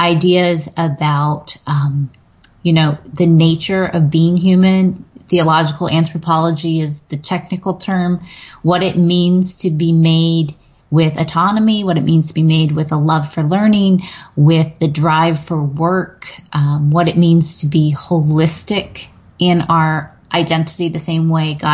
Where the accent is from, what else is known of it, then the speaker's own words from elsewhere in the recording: western Pennsylvania, United States; moved away as an adult; now in Virginia, United States; I grew up in Pennsylvania, but okay. I grew up in a very similar community. it was in the western part of Pennsylvania, mountain foothills region.